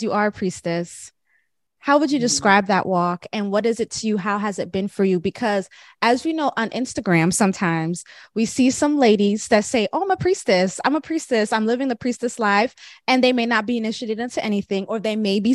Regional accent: Florida, United States; also born or lived in Jamaica; I'm Jamaican. I wasn't born in Jamaica. I was born in Florida, but I have Jamaican roots.

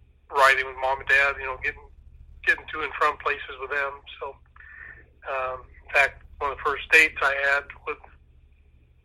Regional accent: Ottumwa, Iowa, United States; also born or lived in Washington, Iowa; I was 10 years old. We moved from Washington, Iowa to Ottumwa

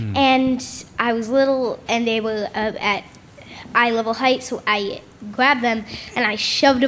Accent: Westmont, Illinois, United States; And I'm from Westmont, Illinois.

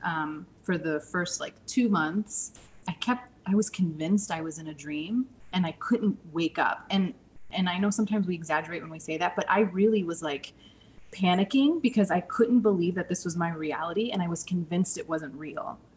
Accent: St. Louis, Missouri, United States; now in Scottsdale, United States; I'm originally from St. Louis

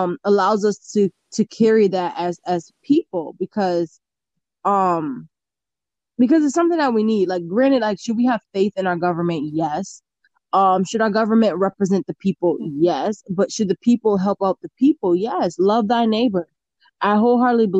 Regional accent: United States; I'm an American

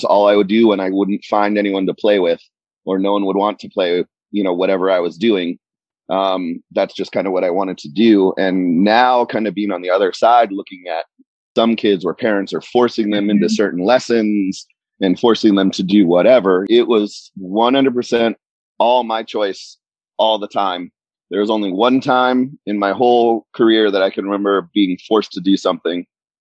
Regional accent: Erie, Pennsylvania, United States; I grew up in Erie, Pennsylvania

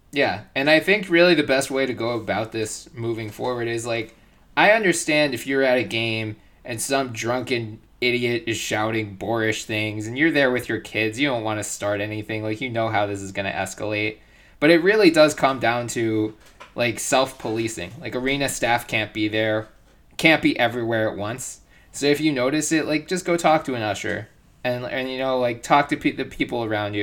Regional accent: Philadelphia, Pennsylvania, United States; I grew up in Philly

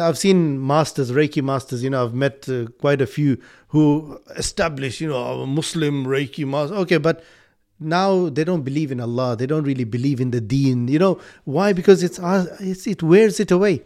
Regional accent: Malawi; now in United Kingdom; I was born in Malawi, but I'm here, and I, I completely take this as my country. I live here.

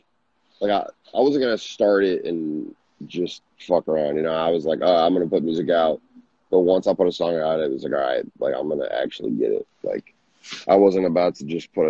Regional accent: Minnesota, United States; I'm from Minnesota

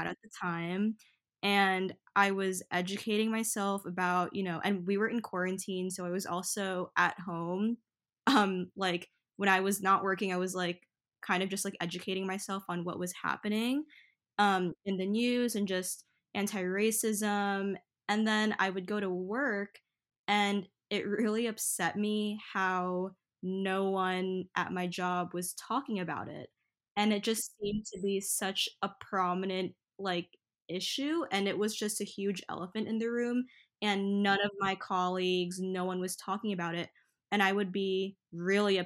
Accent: New York City, New York, United States; I grew up in Flushing, Queens, New York

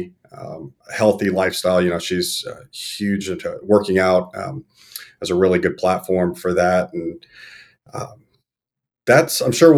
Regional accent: Texas, United States; moved away; also born or lived in Florida / Arizona; I live up in North Texas. I'm from Texas originally. I've lived all over a bit, you know, Florida, Arizona.

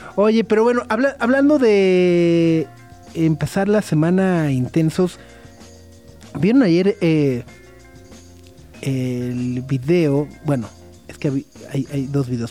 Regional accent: Mexico; somos mexicanos, hermanos

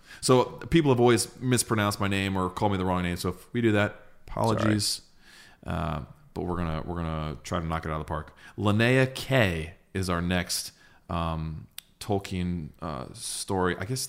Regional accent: Streetsboro, Ohio, United States; I grew up in Streetsboro, Ohio, so a fellow Ohio boy, Shire born. I guess I didn't move far because at 33, I live only 30 minutes away in Akron.

